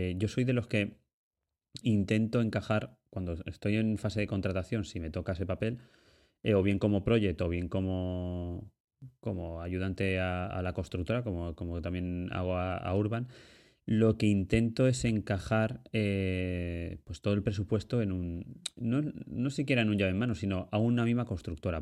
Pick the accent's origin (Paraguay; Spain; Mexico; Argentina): Spain; Ibi, Valencian Community; yo soy de un pueblecito de, Alicante que se llama Ibi